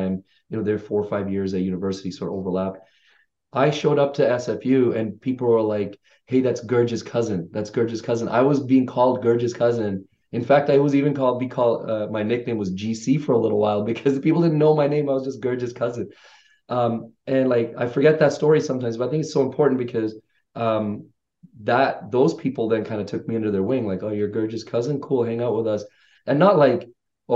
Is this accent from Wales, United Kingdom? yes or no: no; London, United Kingdom; also born or lived in Vancouver, Canada; now in Canada; 94, we moved to Canada from the UK. I grew up in London. And so, you know, went to high school here and in Vancouver